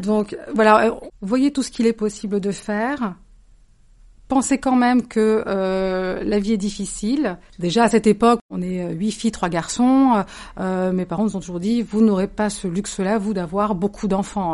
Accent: Cévennes, Occitania, France; moved away; J'ai grandi dans les Cévennes.

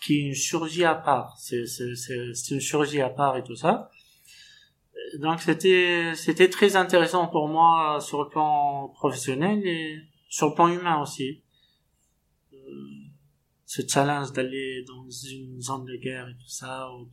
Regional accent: Tunisia; moved away as an adult; also born or lived in Tunis, Tunisia / Mauritania; now in Moanda, Gabon; je suis originaire de la Tunisie

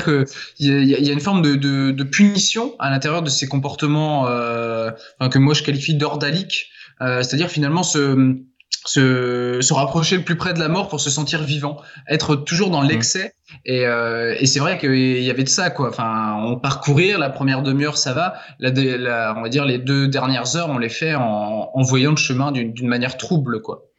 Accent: Laval, Pays de la Loire, France; moved away as an adult; also born or lived in Angers / Argentina; je suis de Laval à la base

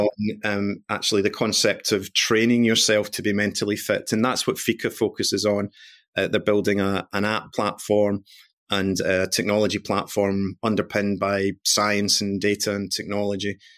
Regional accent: Glasgow, Scotland, United Kingdom; I'm Scottish born and bred, come from Glasgow

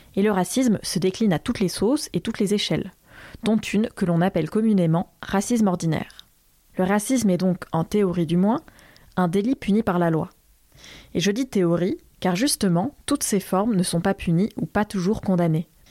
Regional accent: Limousin, Nouvelle-Aquitaine, France; Ça remonte à mes 12 ans, quand avec ma famille, on a déménagé d'une ville de la Diagonale du Vide vers une autre ville, toujours dans la Diagonale du Vide. Et c'est dans un collège du Limousin

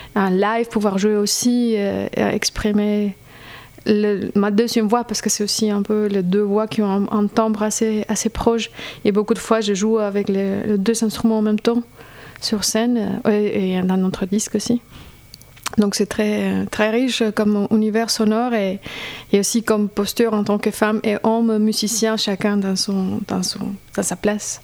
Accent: Colombia; French is a second language; moved away as an adult; now in Strasbourg, France; je viens de Colombie, je fais mes études à Strasbourg

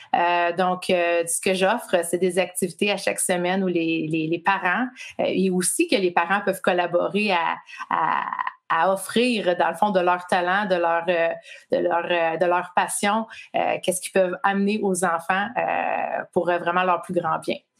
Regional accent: Quebec, Canada; moved away as an adult; also born or lived in Laurentides; now in Ontario, Canada; j'habite au Canada, euh, dans la province de l'Ontario, mais je suis québécoise. Euh, je suis née québécoise.

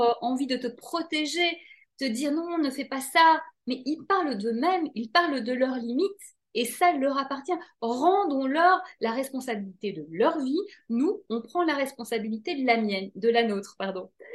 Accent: Belgium; je viens de Belgique

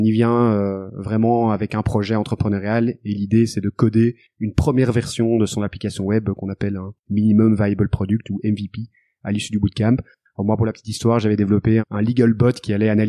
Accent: Brussels, Belgium; accent: Belgian

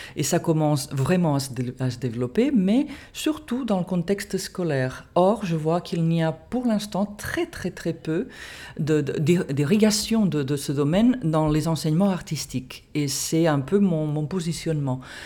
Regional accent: Catalonia, Spain; French is a second language; moved away as an adult; also born or lived in United States / England; now in France; je me suis formée dans mon pays d'origine, en, Catalogne, en Espagne

